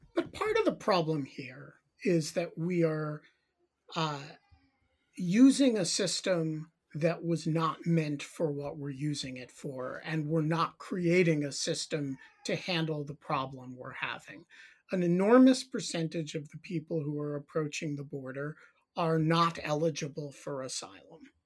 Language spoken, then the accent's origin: English; New York City, New York, United States; I grew up in the New York City area